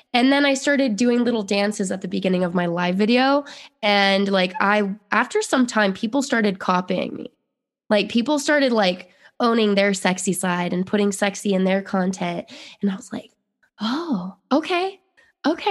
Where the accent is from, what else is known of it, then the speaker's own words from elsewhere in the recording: Utah, United States; moved away; I grew up in Utah